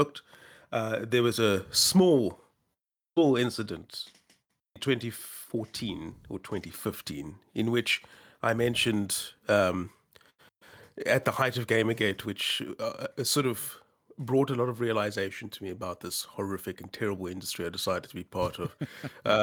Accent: South Africa; I'm a South African writer

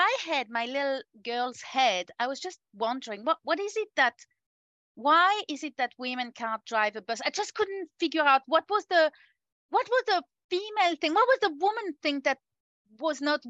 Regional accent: France; moved away as an adult; now in New Zealand; I'm originally French and I have moved to New Zealand about 17 years ago now

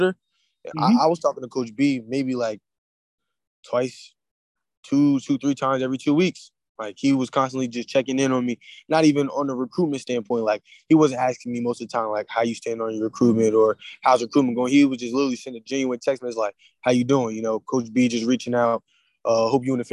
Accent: New Jersey, United States; I'm from New Jersey

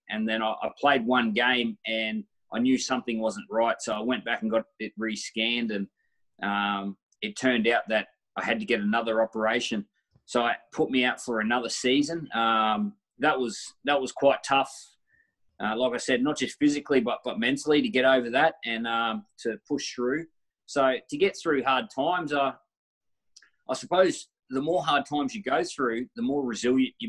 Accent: Queensland, Australia; I was definitely a Queensland kid

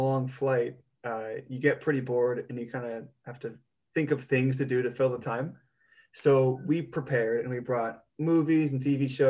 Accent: United States; moved away as an adult; now in Amsterdam, Netherlands; I'm still American.

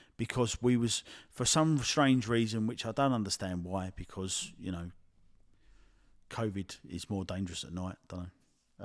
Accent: Addington, United Kingdom; I'm from, I'm from Addington

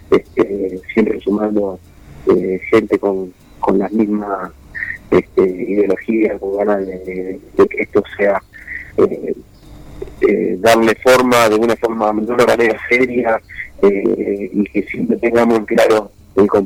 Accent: Argentina; todos nos ponemos la camiseta de la selección argentina y somos todos de hinchas

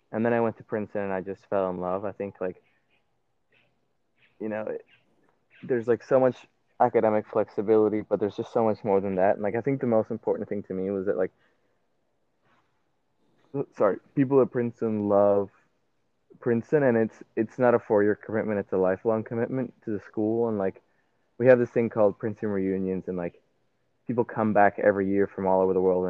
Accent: Puerto Rico; I'm from Puerto Rico

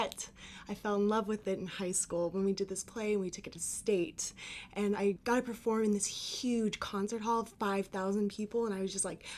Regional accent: El Campo, Texas, United States; moved away as an adult; now in New York, United States; I'm a senior from El Campo, Texas, studying drama

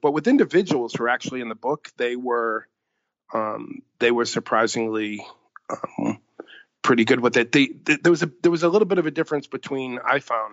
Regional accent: Boston, Massachusetts, United States; the community I grew up

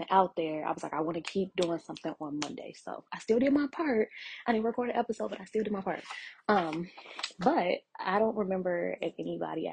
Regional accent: Chicago, Illinois, United States; my hometown. So, you know, like, love Chicago to death

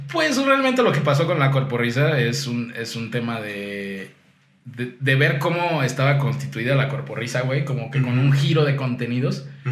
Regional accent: Cancún, Quintana Roo, Mexico; crecí en Cancún

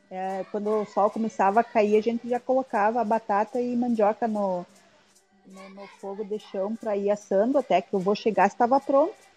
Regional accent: Pinhalzinho, Rio Grande do Sul, Brazil; moved away as an adult; now in Rio Grande, Brazil; Eu na, nasci em Pinhalzinho, no dia 29 de setembro de anos atrás, uh, onde uma, uma, uma tia minha, né, foi a parteira, uma tia bem antiga, assim, fez o meu parto, bem cultural

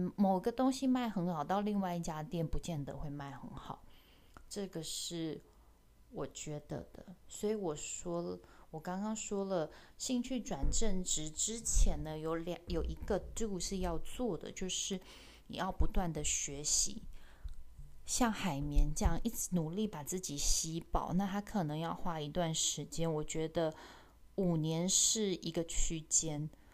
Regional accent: Taichung, Taiwan; also born or lived in Paris, France / United Kingdom; 我是台中人

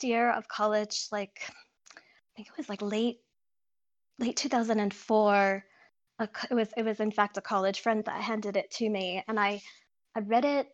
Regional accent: Pennsylvania, United States; I was growing up on the East Coast in Pennsylvania

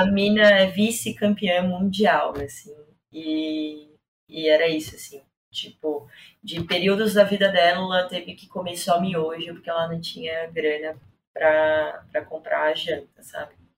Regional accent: Vitória, Espírito Santo, Brazil; moved away as an adult; now in São Paulo, Brazil; Eu sou capixaba

